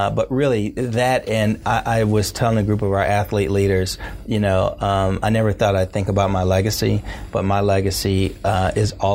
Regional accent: Indianapolis, Indiana, United States; I'm from Indianapolis public schools

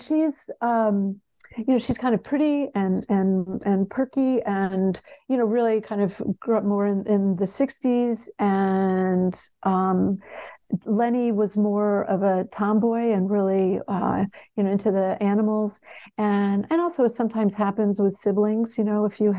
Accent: Connecticut, United States; also born or lived in Texas; I grew up in Connecticut, I grew up in New England

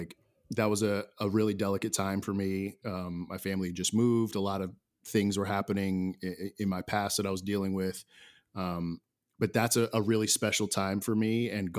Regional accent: Willingboro, New Jersey, United States; Home is South Jersey. So you're about 45 minutes from my hometown.

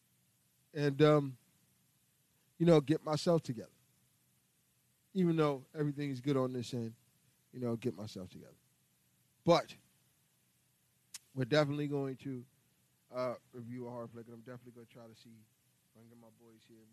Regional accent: New York City, New York, United States; I was born and raised here in New York City

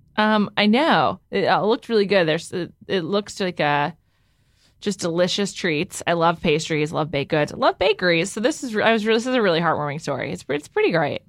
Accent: New York, United States; I'm from the Upper West Side

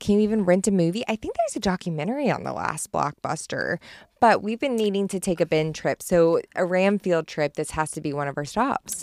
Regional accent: Springdale, Arkansas, United States; there was, like, six thousand in my hometown

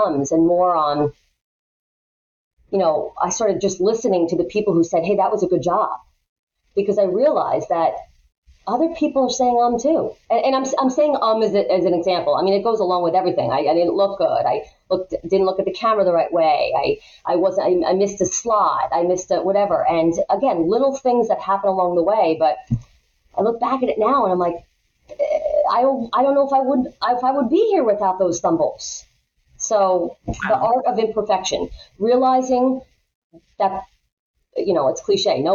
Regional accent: Long Island, New York, United States; I grew up here on Long Island

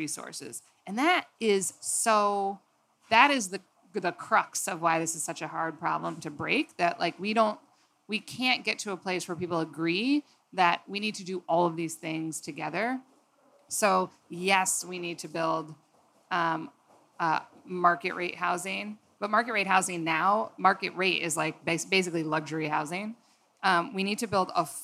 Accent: outside of Detroit, Michigan, United States; moved away; I grew up outside of Detroit in the 80s

